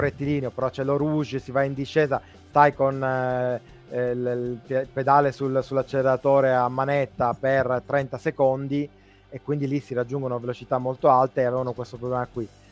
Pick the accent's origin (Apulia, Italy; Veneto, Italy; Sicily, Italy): Sicily, Italy; noi che siamo siciliani